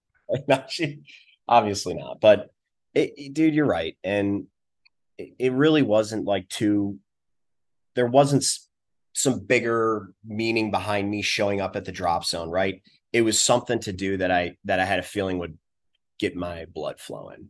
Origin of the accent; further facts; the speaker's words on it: Western New York, United States; moved away; also born or lived in Virginia; I grew up in Western New York